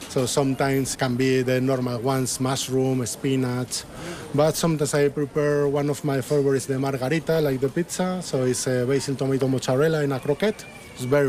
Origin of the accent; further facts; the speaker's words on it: Madrid, Community of Madrid, Spain; English is a second language; moved away as an adult; now in Cambridge, United Kingdom; I came from Madrid, and I came here before I finished my studies